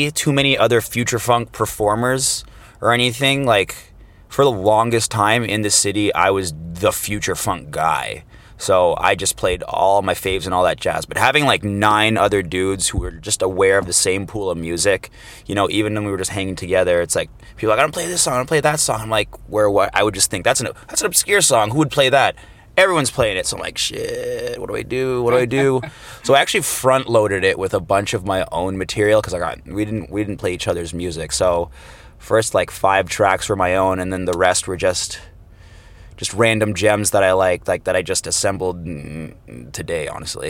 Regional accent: Toronto, Ontario, Canada; I'm actually a hometown boy, Toronto, Canada, born and raised

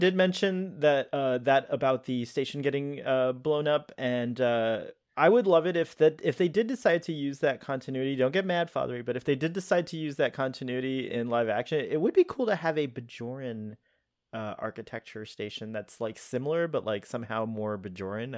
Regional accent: Miami, Florida, United States; also born or lived in Pakistan; I'm a Pakistani uh, born, uh, living, grew up in Miami, where, uh, the majority of the population is Hispanic.

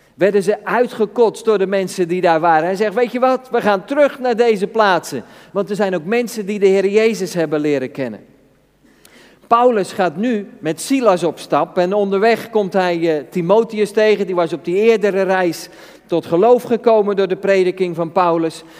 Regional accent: Netherlands; Als Nederlanders zijn we redelijk gestructureerd

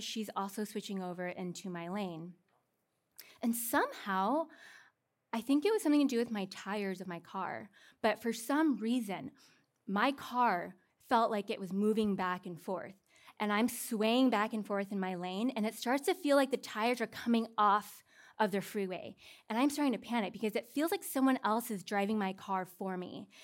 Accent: Seattle, Washington, United States; now in California, United States; I'm from Seattle

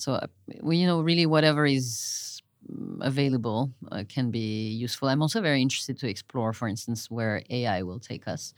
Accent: Marseille, Provence-Alpes-Côte d'Azur, France; moved away; I grew up mostly in Marseille, France

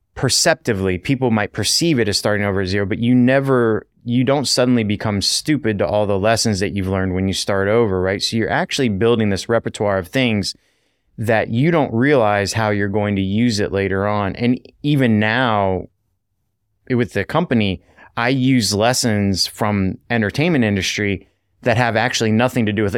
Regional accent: United States; moved away as an adult; also born or lived in Vietnam; growing up as an American

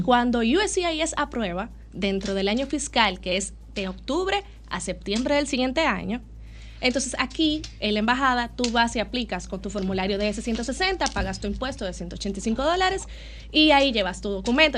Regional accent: Dominican Republic; Los dominicanos tenemos una fama muy chula

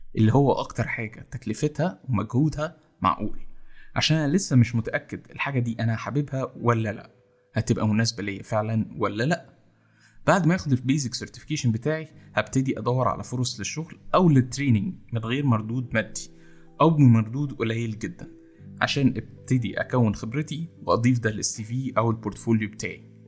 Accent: Egypt; إحنا كمصريين

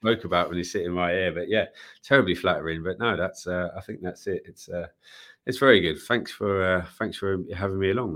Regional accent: London, United Kingdom; I grew up in East Ham

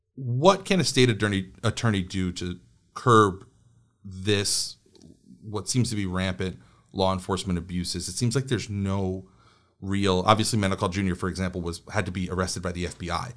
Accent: New York, United States; I grew up in, I grew up in New York

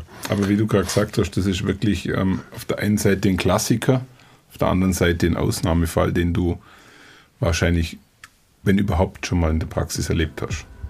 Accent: Allgäu, Germany; bei uns im Allgäu

